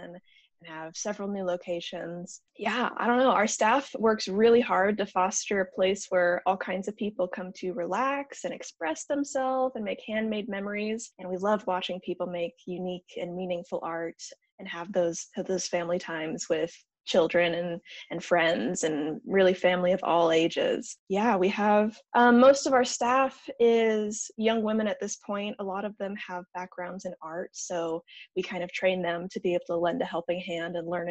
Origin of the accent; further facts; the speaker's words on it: Lincoln, Nebraska, United States; I grew up in Lincoln. I was born and raised here.